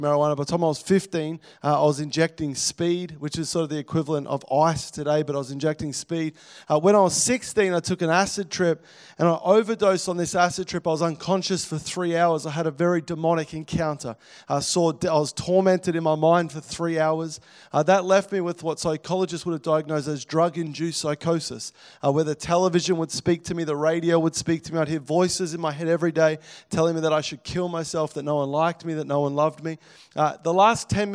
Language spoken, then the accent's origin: English; Melbourne, Victoria, Australia; moved away; I grew up in Melbourne, over on the northern sort of side, over Essendon sort of area.